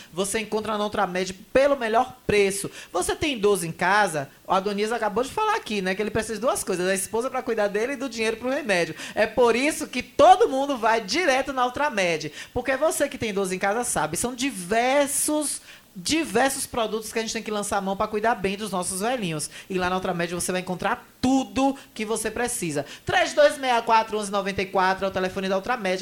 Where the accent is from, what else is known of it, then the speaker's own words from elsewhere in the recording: Bahia, Brazil; como boa baiana